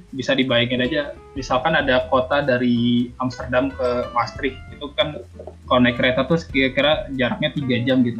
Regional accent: Bandung, West Java, Indonesia; moved away as an adult; also born or lived in Jakarta; now in Netherlands; sebagai anak Bandung yang baru datang di Jakarta

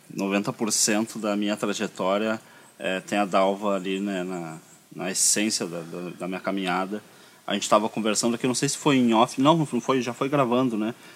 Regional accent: Porto Alegre, Rio Grande do Sul, Brazil; also born or lived in Pinheiro; Eu nasci no Pinheiro e fiquei ali até uns 5 anos de idade. E aí o meu pai veio trabalhar na Cidade Baixa como zelador, teve que vir morar aqui

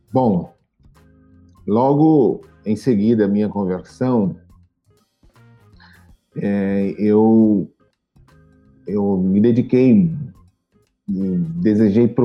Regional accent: Salvador, Bahia, Brazil; Então, gente, é, eu sou de Salvador, né, na Bahia, aqui na Bahia.

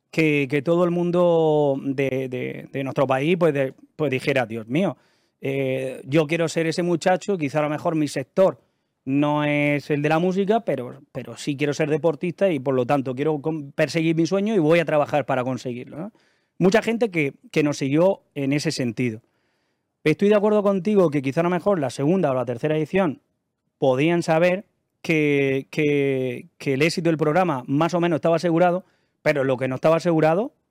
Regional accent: Almería, Andalusia, Spain; moved away as an adult; No, yo soy de Almería.

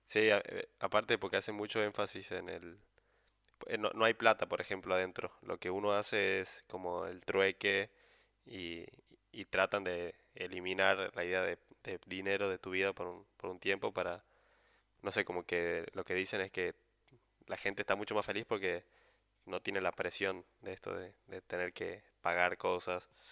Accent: San Miguel de Tucumán, Tucumán, Argentina; moved away as an adult; also born or lived in Buenos Aires; soy de Tucumán, entonces me tuve que venir de Buenos Aires

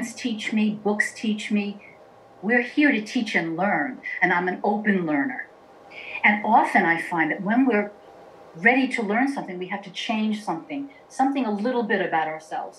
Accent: New York City, New York, United States; I was born in Queens, New York, in a very traditional Italian family

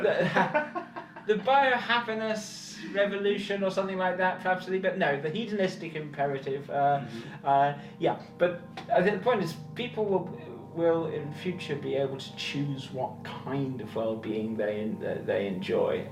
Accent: United Kingdom; I'm British

